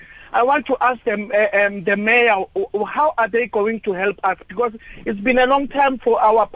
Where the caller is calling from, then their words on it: Mbombela, Mpumalanga, South Africa; I'm from Ward 40 there in Mbombela.